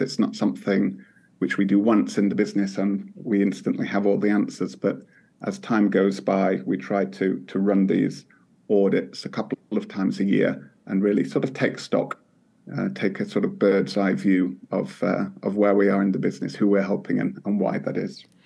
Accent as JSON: {"language": "English", "country": "United Kingdom", "moved": "yes", "lives_now": "Finland", "said": "as a Brit here in Finland"}